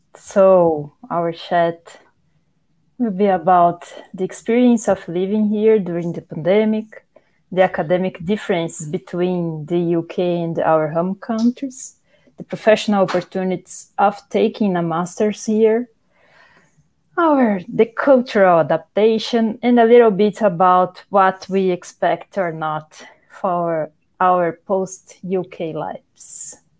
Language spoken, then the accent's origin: English; Brazil; moved away as an adult; now in York, United Kingdom; four Brazilian scholars studying at the University of York, …, …, …, and me